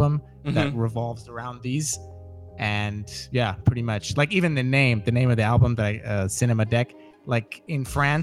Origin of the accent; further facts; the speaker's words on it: United States; I'm American